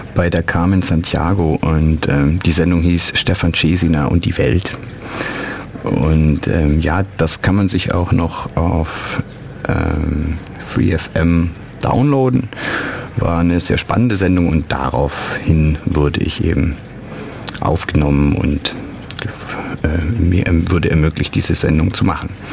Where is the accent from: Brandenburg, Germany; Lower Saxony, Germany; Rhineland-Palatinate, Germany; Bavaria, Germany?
Bavaria, Germany; Neu-Ulm; moved away as an adult; also born or lived in Ulm / Düsseldorf / Cologne; ich bin in Ulm geboren und in Neu-Ulm aufgewachsen